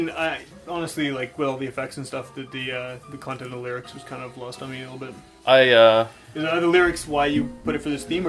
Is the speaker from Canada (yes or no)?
yes; Winnipeg, Manitoba, Canada; We're from Winnipeg